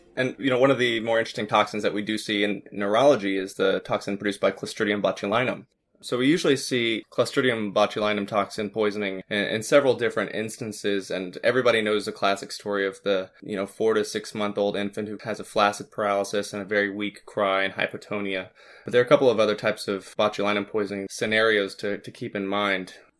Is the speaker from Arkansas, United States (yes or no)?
yes; Arkansas, United States; I'm from Arkansas